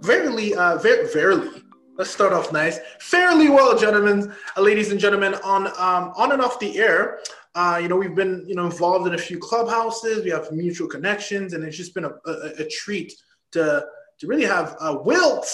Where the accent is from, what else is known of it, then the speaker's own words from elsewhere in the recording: Canada; I'm Canadian